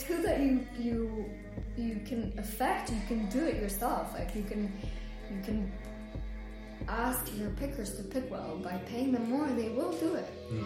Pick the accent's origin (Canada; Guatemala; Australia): Guatemala; moved away; also born or lived in London; I grew up in Guatemala, and my family have had a coffee farm for 4 generations